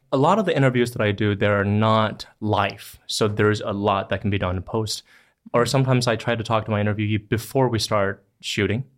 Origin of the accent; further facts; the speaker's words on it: Longtan, Taoyuan, Taiwan; first language Mandarin Chinese; English is a second language; I came from Longtan Xiang. It's in Taoyuan.